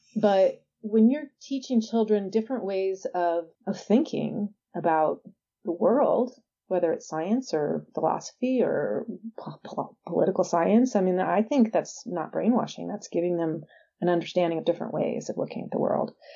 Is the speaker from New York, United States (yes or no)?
no; San Diego, California, United States; I'm from San Diego